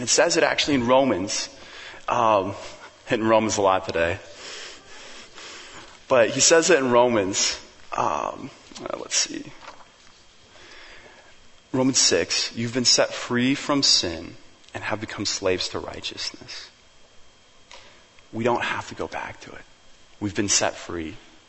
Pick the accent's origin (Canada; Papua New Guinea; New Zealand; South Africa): Papua New Guinea; And I remember growing up in New Guinea, like we'd drive on all these crazy mountain roads.